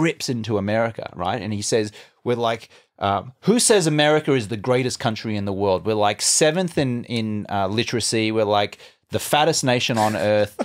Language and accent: English; Brisbane, Queensland, Australia; moved away as an adult; also born or lived in London / Los Angeles; now in United States; I grew up in Brisbane, Australia